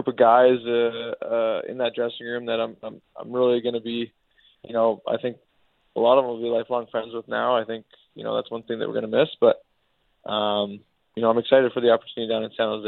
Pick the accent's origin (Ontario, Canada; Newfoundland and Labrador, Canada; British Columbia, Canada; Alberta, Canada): British Columbia, Canada; Vancouver; my hometown team